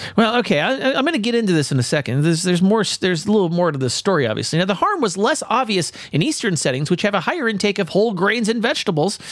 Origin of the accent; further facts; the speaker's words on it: California, United States; I'm from California